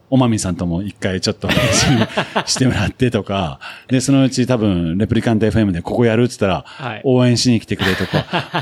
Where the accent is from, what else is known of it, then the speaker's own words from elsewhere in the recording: Nagano, Japan; also born or lived in United Kingdom; 僕は長野県出身だったんで